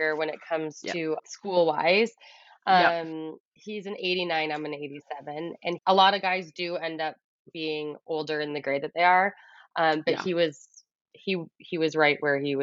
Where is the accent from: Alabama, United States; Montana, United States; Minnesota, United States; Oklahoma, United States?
Minnesota, United States; Eagan; moved away as an adult; also born or lived in Madison, Wisconsin / Arizona / Ottawa, Ontario / Nashville, Tennessee; now in North Vancouver, Canada; I am from Eagan, Minnesota, so the Twin Cities area